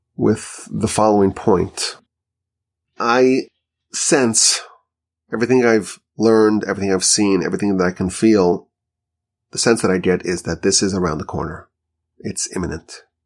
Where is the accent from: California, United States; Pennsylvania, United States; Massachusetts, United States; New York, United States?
New York, United States; Monsey; now in Houston, United States; where I grew up in Muncie, New York.